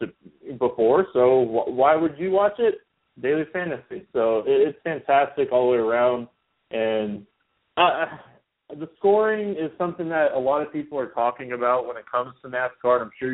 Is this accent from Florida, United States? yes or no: yes; Daytona Beach, Florida, United States; I'm from the Daytona area, so I'm only about 20 minutes from the track